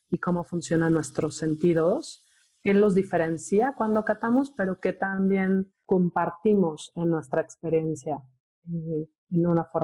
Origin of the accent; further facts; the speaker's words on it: Mexico City, Mexico; yo soy de la Ciudad de México.